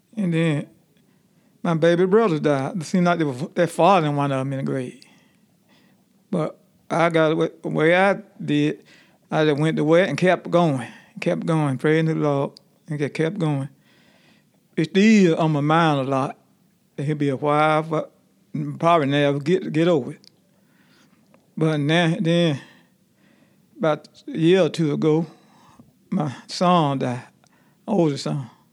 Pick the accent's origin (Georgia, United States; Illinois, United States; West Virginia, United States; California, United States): Georgia, United States; also born or lived in Alabama; we moved from Alabama to Georgia when I was a little boy